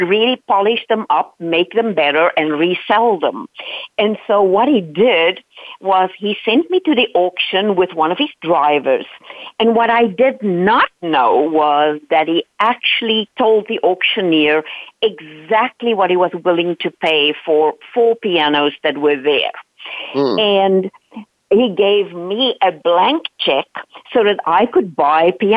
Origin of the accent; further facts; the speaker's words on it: South Africa; English is a second language; moved away; I am Dutch by origin, but I grew up in South Africa